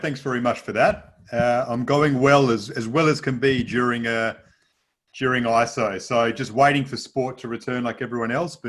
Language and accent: English; Perth, Western Australia, Australia; So growing up in Perth